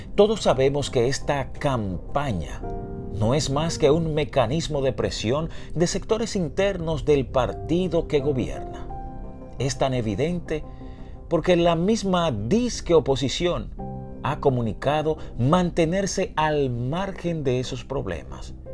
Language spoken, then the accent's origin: Spanish; Dominican Republic; moved away as an adult; now in United States; Yo soy dominicano